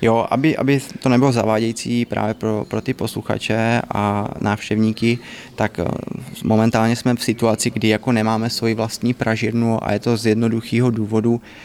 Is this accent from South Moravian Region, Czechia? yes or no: yes; Znojmo, South Moravian Region, Czechia; My jsme oba dva znojmáci, … je vlastně eh, z Kravska, já jsem jakoby ze Znojma